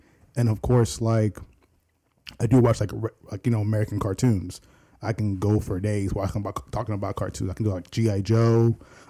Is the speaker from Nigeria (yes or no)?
yes; Nigeria; You know, I work with my buddy Andrew here, and of course, I'm Nigerian.